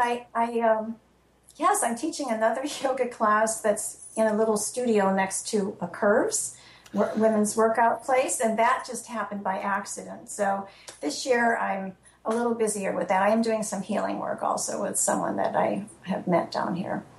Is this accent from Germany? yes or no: no; Illinois, United States; also born or lived in Florida; now in New Hampshire, United States; my brother in Illinois, which is my home state